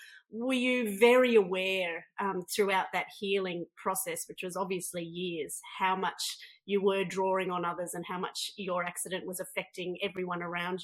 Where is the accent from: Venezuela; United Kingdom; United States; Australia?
Australia; Brisbane, Queensland; I grew up in Brookfield, just over Gap Creek Road.